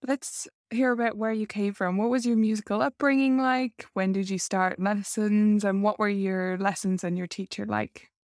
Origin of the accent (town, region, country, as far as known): Ireland; accent: Irish